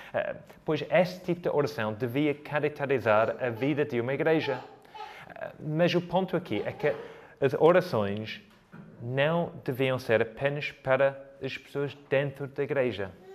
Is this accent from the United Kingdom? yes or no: yes; United Kingdom; now in Coimbra, Portugal; sou britânico